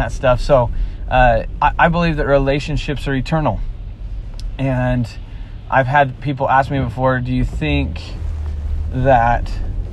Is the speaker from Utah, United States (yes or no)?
yes; Springville, Utah, United States; So I grew up in Utah in a house that was literally